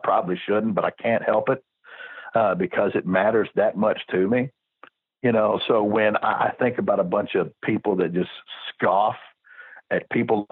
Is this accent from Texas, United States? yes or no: yes; Texas, United States; it's my home state that I've always liked. And it would be Texas